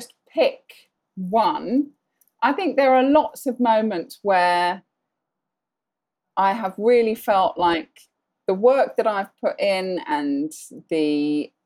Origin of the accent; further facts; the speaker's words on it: Sandhurst, South East England, United Kingdom; moved away as an adult; now in Bahrain; I grew up from around the age of four. We lived in Sandhurst in Berkshire